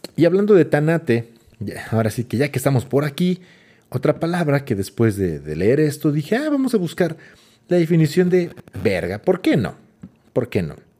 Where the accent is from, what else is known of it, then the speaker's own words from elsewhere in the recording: Mexico; somos mexicanos